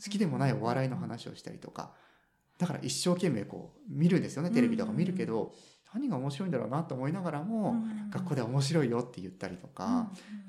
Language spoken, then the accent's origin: Japanese; Makinohara, Shizuoka, Japan; born or raised there; moved away as an adult; also born or lived in Tokyo / Nagano; now in Fukuoka, Japan